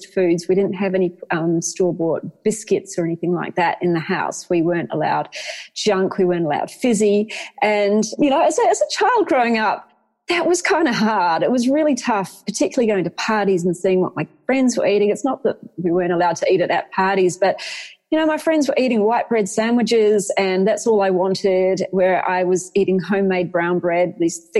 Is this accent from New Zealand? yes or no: yes; Waikato, New Zealand; moved away as an adult; also born or lived in Hamilton / Auckland; I grew up in the Waikato, and we were surrounded by farmland